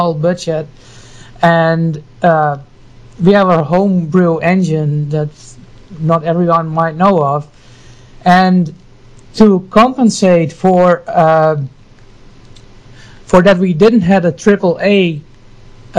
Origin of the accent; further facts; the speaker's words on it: Friesland, Netherlands; I'm from the beautiful small country called Holland